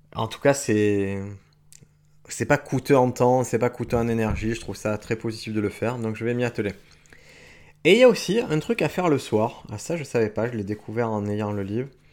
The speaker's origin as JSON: {"language": "French", "country": "France", "said": "en tant que Français avec mon kimono"}